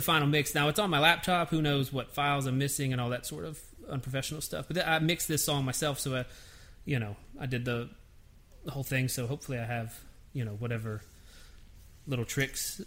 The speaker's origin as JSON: {"language": "English", "town": "Nashville", "region": "Tennessee", "country": "United States", "tie": "born or raised there", "said": "I'm born and raised in Nashville."}